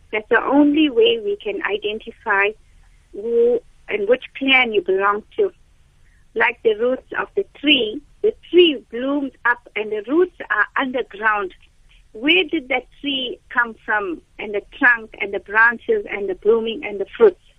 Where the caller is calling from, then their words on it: Durban, KwaZulu-Natal, South Africa; I'm an Indian, and in our Indian the same, uh, culture